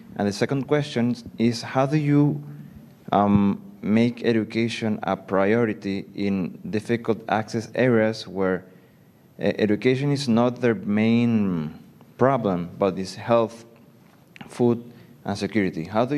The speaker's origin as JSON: {"language": "English", "country": "Panama", "said": "I'm from Panama."}